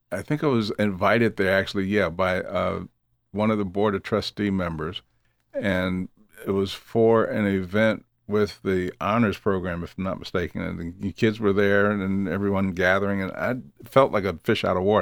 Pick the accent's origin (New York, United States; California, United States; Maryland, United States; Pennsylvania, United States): Pennsylvania, United States; Philadelphia; Just up the street from my hometown, Philly.